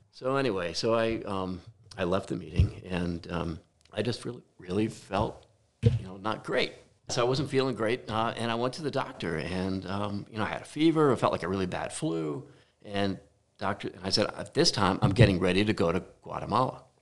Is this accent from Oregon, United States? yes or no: no; New Jersey, United States; also born or lived in Detroit; born and raised in New Jersey